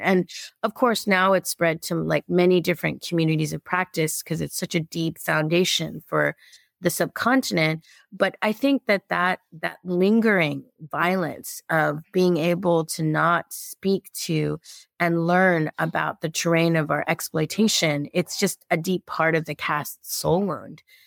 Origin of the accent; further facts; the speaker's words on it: Los Angeles, California, United States; I was born in East L